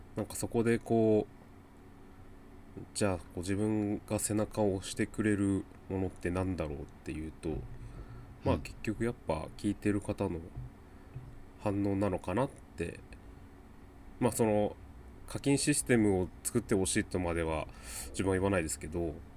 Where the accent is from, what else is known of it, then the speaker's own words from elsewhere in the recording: Chiba, Japan; also born or lived in Osaka; 大阪生まれの千葉育ちですね